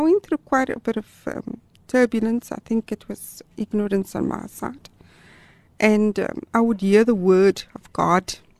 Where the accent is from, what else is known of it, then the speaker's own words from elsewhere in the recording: Gauteng, South Africa; moved away as an adult; also born or lived in Durban, KwaZulu-Natal / Amanzimtoti; now in Cape Town, South Africa; I was born in Gauteng but um, we're actually in our third province now